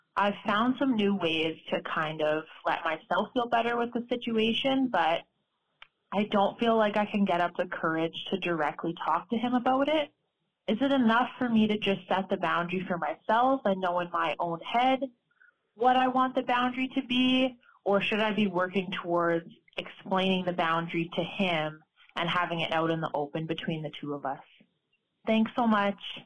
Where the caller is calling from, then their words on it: Alberta, Canada; I'm calling from Alberta, Canada